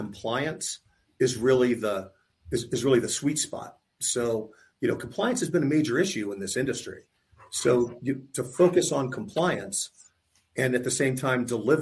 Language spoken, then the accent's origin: English; Tampa, Florida, United States; I grew up in Tampa. I went to college in Tampa